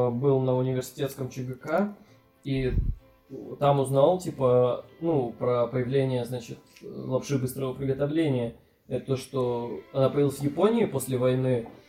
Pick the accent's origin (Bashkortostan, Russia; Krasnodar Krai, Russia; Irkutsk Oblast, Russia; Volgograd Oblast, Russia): Irkutsk Oblast, Russia; Bratsk; Спасибо, что опять назвал мой город.